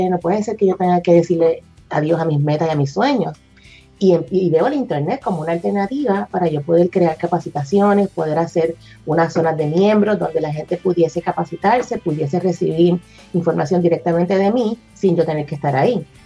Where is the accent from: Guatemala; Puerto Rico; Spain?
Puerto Rico; now in Texas, United States; todo empezó cuando me mudé para acá, para Texas, de Puerto Rico para acá.